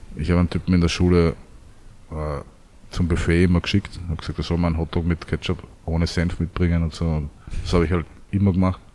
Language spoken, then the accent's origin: German; Vienna, Austria; also born or lived in Südstadt, Lower Austria; also geboren in Wien